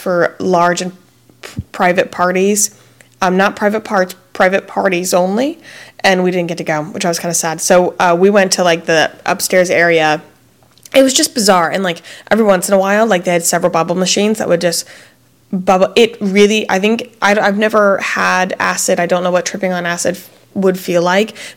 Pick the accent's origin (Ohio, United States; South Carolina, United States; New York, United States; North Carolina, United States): South Carolina, United States; Fort Mill; moved away; me and my husband met in Fort Mill, South Carolina, which is a small town. We met in third grade